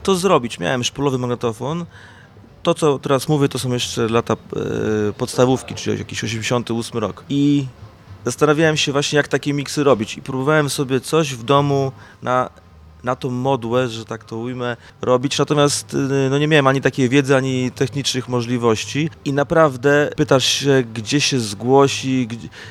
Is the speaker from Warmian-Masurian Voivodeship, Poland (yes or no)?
no; Zielona Góra, Lubusz Voivodeship, Poland; also born or lived in Bytom Odrzański; ja pochodzę z Zielonej Góry